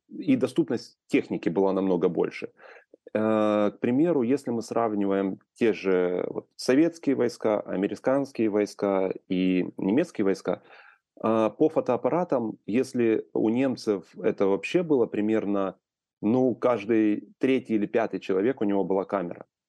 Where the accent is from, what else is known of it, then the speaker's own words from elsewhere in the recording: Ukraine; moved away as an adult; also born or lived in Kyiv; я вырос в Украине и прожил до 2012 года в Украине